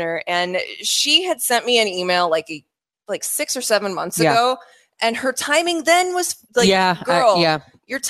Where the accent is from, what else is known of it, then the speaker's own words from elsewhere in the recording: Iowa, United States; I'm from Iowa. I'm sorry. I say crick and roof